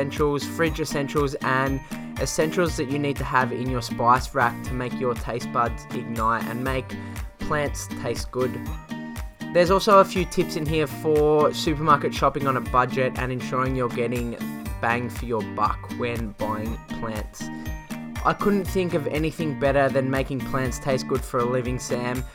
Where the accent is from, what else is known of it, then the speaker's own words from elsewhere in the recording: Australia; over here in Australia